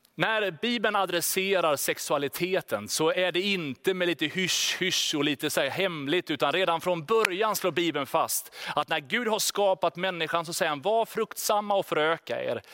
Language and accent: Swedish; Sweden; Vi är ju liksom svenskar, vi är stöpta väldigt tydligt i en form av självständighet, individualism.